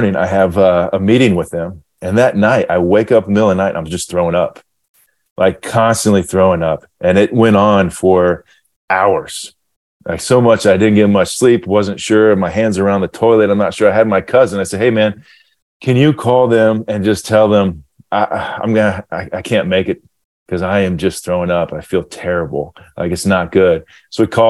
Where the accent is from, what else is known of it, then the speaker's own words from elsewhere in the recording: Ohio, United States; growing up in Ohio, I was in Ohio at the time